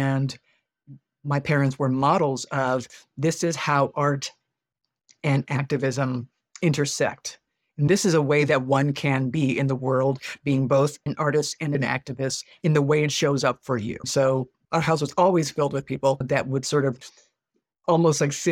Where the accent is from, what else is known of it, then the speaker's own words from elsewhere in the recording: Baltimore, Maryland, United States; also born or lived in Buffalo, New York; the house in which my siblings and I grew up in Baltimore. Although I was born in Buffalo, New York, we were raised primarily in Baltimore